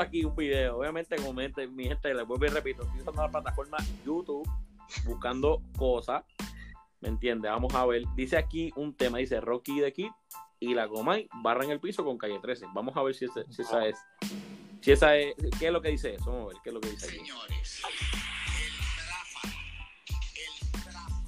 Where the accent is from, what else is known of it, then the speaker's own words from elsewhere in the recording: Puerto Rico; como típico boricua, tenemos un argumento cómico a cualquier cosa